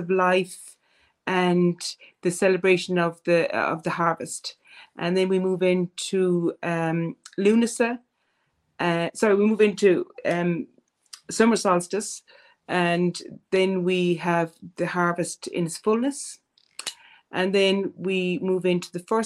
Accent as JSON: {"language": "English", "country": "Ireland", "said": "as Irish people"}